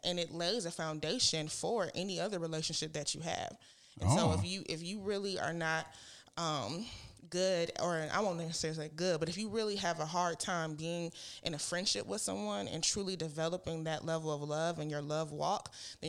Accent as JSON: {"language": "English", "region": "Michigan", "country": "United States", "said": "I moved here from Michigan. I didn't know anybody. As soon as I graduated from college, came down here, didn't have, you know, any family, anybody."}